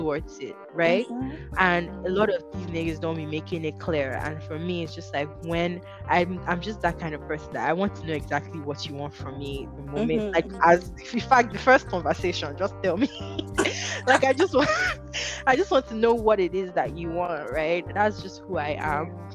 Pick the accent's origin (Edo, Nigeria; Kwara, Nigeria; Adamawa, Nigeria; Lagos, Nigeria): Edo, Nigeria; Benin City; moved away as an adult; I'm from Benin City. I've lived here for 6 years.